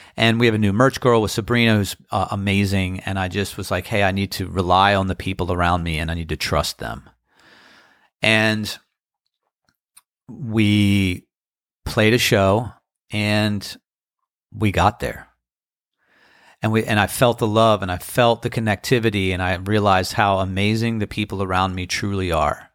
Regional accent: Annapolis, Maryland, United States; now in Outer Banks, United States; It's my hometown.

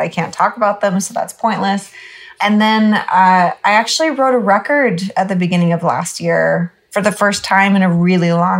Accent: Northern California, United States; also born or lived in Alaska; now in Los Angeles, United States; I'm a California girl for sure, but I was born in Alaska

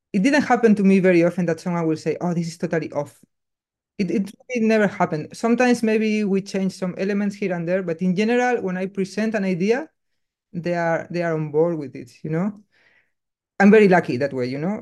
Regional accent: Basque Country, Spain; English is a second language; moved away as an adult; now in Berlin, Germany; me, growing up in Basque Country

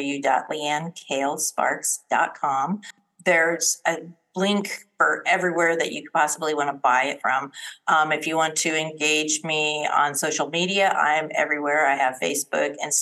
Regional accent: Colorado, United States; moved away as an adult; now in Texas, United States; I was born and raised in Colorado, married into the military, and went and lived, you know, pretty much all over the United States.

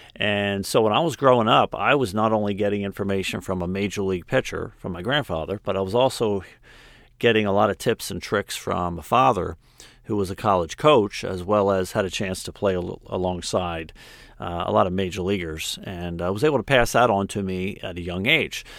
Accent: Philadelphia, Pennsylvania, United States; I grew up right outside of Philadelphia

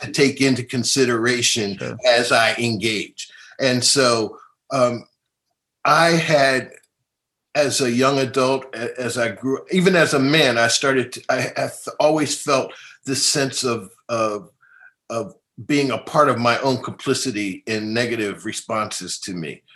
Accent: Philadelphia, Pennsylvania, United States; I grew up in North Philadelphia

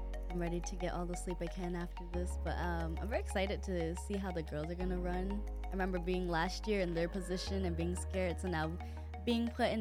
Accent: Arizona, United States; I'm from the Salt River Pima Maricopa Indian community, which is located in the metropolitan area of Phoenix

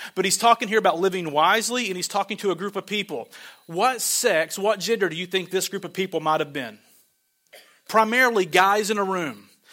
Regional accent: Arkansas, United States; I'm from Arkansas

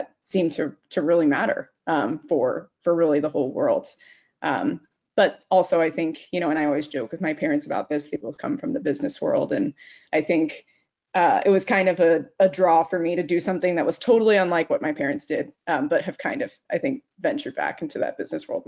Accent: Arizona, United States; moved away as an adult; also born or lived in New York City; I'm a Southwest baby. So I grew up in Arizona and went to school in New York City.

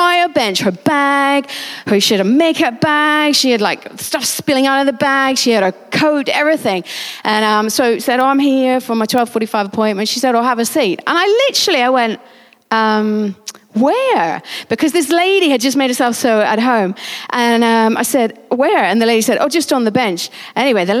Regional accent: United Kingdom; we're British

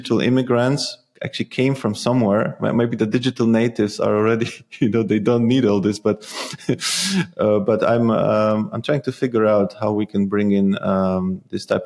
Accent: Poland; also born or lived in The Hague, Netherlands; now in Netherlands; I come from Poland

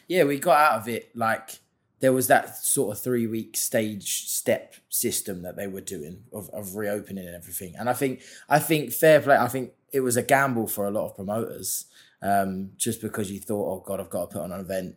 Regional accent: London, United Kingdom; London, obviously that's my hometown

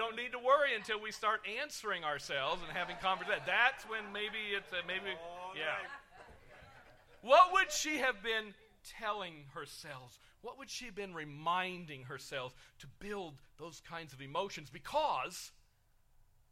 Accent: United Kingdom; I'm British

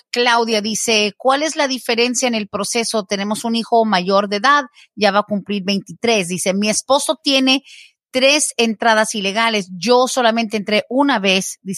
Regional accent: Mexico; yo soy ya mayor de edad, soltero, ¿cuánto más se podría tardar? Somos de México.

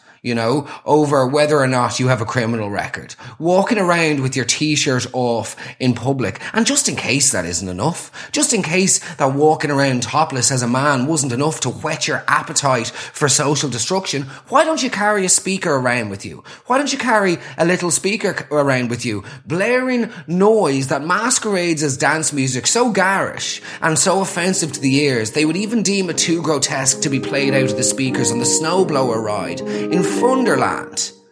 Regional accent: Ireland; as Irish people

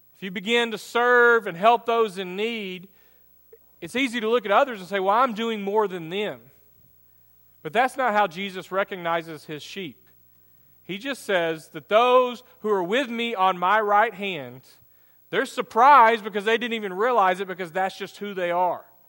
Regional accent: United States; American Christians

